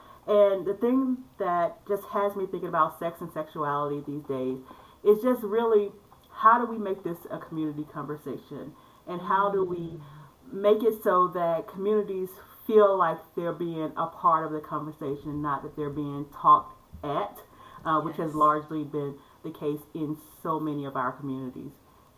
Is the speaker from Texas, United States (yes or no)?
no; Crenshaw, Mississippi, United States; also born or lived in Minnesota / Illinois; I am from Crenshaw, Mississippi. And so that is in the northwest corner of the state of Mississippi. My people are from the Mississippi Delta, which gets its notoriety for the land where the blues began.